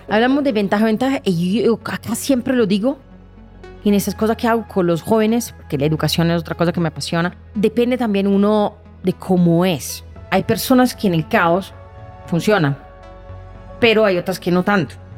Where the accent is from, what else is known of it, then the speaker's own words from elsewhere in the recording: Milan, Lombardy, Italy; Spanish is a second language; moved away as an adult; now in Colombia; Nací en Milán